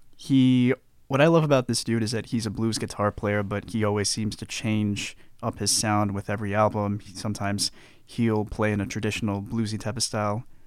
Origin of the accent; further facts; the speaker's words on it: United States; I am as American as they come